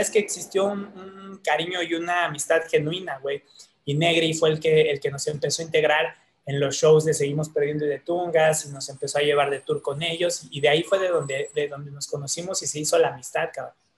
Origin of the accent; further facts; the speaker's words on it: Mexico City, Mexico; nací en, este, en la Nueva Santa María y de ahí, güey, este, la verdad, como desde los cinco años, yo creo, hasta los 15, 16, viví en Tlatelolco